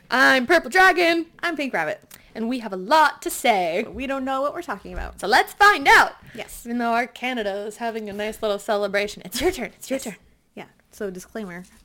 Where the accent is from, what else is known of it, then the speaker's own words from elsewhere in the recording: Connecticut, United States; Um, Connecticut. Connecticut.